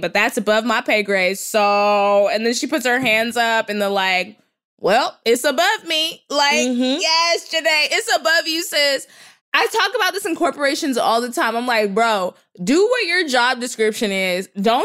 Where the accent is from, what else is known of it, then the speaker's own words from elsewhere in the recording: Texas, United States; now in Los Angeles, United States; I'm from Texas